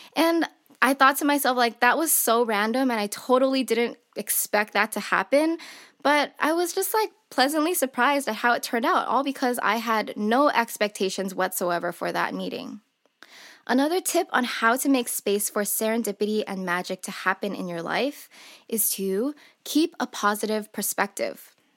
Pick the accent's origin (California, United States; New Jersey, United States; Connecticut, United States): California, United States; Southern; I'm born and raised in Southern California